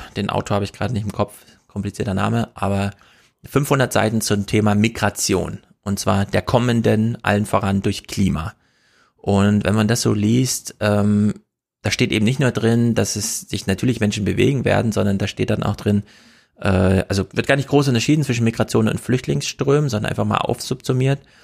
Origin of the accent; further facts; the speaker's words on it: the East, eastern Germany, Germany; moved away; Ich komme aus dem Osten und bin da auch manchmal, aber ich lebe da nicht